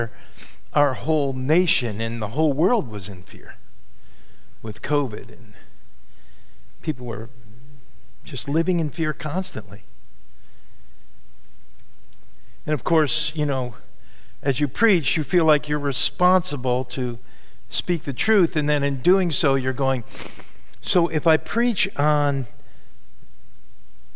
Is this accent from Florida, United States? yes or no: no; Catskill Mountains, New York, United States; I grew up in the Catskill Mountains